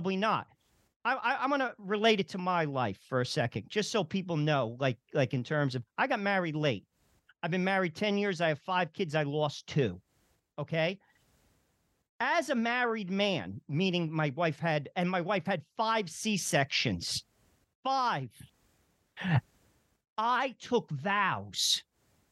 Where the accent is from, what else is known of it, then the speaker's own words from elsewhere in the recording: New Jersey, United States; I'm from New Jersey